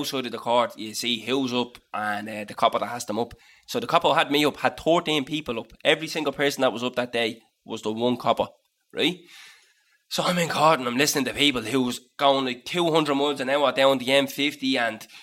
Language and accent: English; Dublin, Leinster, Ireland; I'm from Dublin